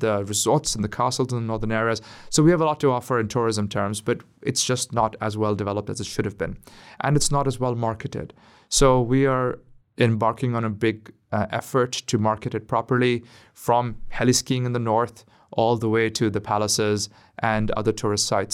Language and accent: English; Karachi, Sindh, Pakistan; in Karachi, in my hometown